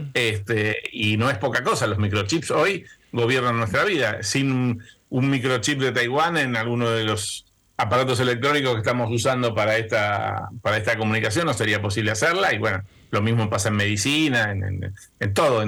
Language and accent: Spanish; Argentina